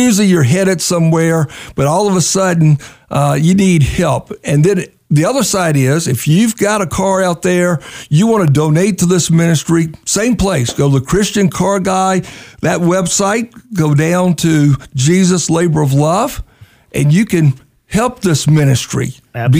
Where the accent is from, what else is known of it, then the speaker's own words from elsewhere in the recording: Virginia, United States; I'm from Virginia